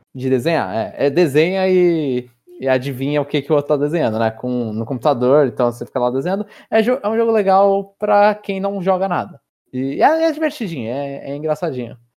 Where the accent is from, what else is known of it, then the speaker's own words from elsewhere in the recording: São Paulo, Brazil; Cidade, São Paulo